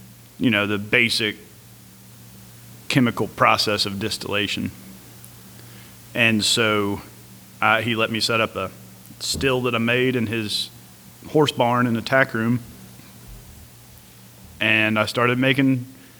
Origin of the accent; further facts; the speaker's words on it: Tallapoosa, Georgia, United States; I'm from Harrelson County, Tallapoosa, Bremen area